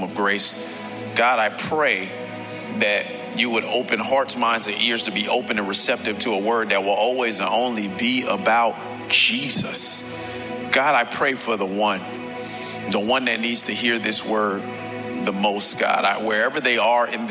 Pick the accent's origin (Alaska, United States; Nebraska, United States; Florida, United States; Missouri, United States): Florida, United States; Miami; I was born right here in South Florida, born and raised in the county of Dade